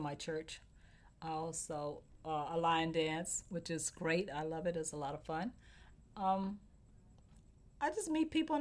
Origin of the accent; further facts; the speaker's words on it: West Virginia, United States; now in New York, United States; I grew up in West Virginia